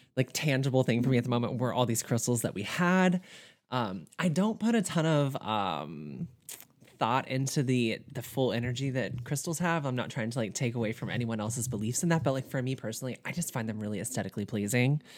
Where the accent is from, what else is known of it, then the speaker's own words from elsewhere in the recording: Southern, United States; accent: Southern; my Southern accent